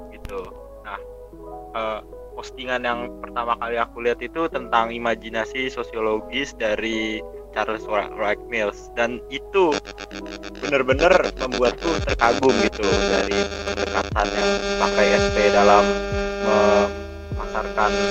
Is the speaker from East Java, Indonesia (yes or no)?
no; Jakarta, Indonesia; asalku dari Jakarta